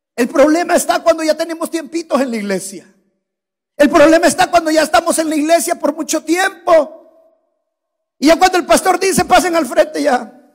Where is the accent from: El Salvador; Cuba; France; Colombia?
El Salvador; moved away; En mi país hay un valle que es el valle de jiboa es un valle precioso.